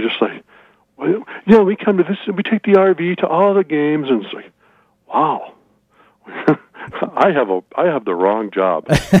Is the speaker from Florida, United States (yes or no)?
no; Red Wing, Minnesota, United States; In my hometown of Red Wing, where I grew up, the fire hydrants would get painted every year.